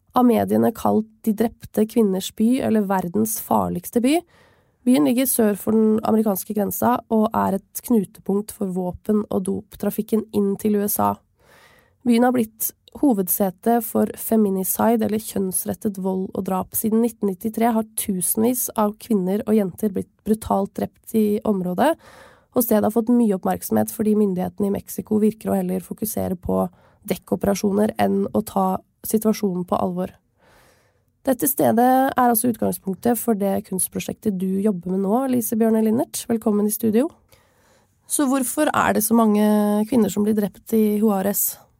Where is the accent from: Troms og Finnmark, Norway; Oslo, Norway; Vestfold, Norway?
Vestfold, Norway; Tønsberg; Jeg er i min hjemby Tønsberg